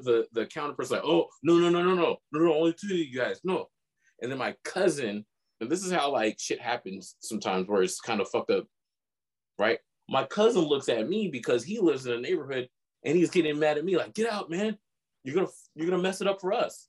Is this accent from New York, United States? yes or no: no; Elk Grove, California, United States; also born or lived in El Centro; growing up in El Grove, though, back in the farm days